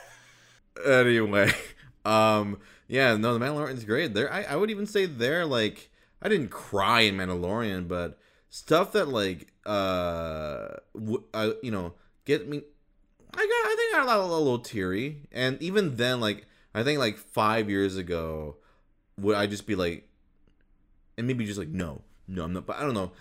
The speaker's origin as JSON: {"language": "English", "region": "Minnesota", "country": "United States", "tie": "born or raised there", "said": "I grew up in Minnesota"}